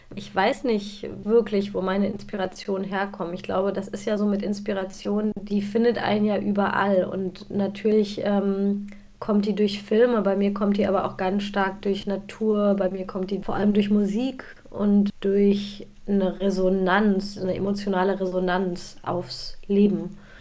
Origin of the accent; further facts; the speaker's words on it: Bielefeld, North Rhine-Westphalia, Germany; bin ja aus Bielefeld